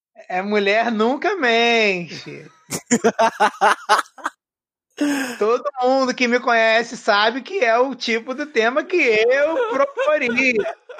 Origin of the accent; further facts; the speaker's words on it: Rio de Janeiro, Brazil; eu sou carioca